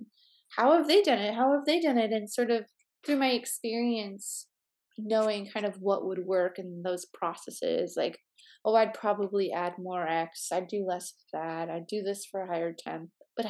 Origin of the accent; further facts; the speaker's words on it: Midwest, United States; I grew up in the Midwest. There was like a lot of limitations of cuisine, but I loved going to Chicago to try new food